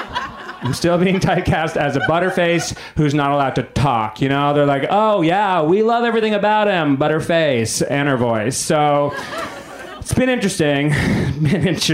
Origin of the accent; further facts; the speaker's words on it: New England, United States; moved away; I'm from New England